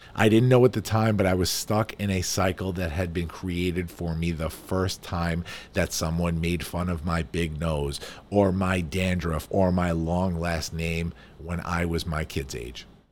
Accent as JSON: {"language": "English", "region": "New York", "country": "United States", "said": "I am a New Yorker"}